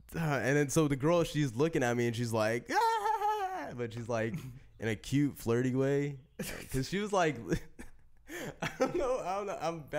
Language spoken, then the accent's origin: English; Selma, California, United States; when I told her I was from Selma